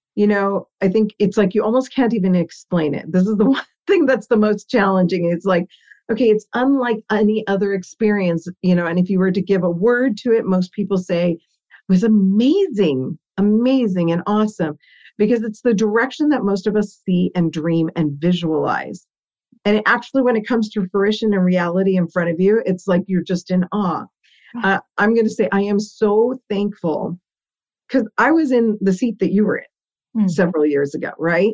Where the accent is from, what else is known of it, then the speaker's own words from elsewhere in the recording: Burbank, California, United States; first language Italian; I am Burbank born and raised